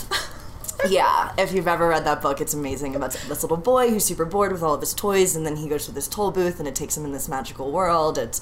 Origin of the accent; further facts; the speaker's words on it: Philadelphia, Pennsylvania, United States; now in Los Angeles, United States; I'm from Philadelphia originally, and I currently live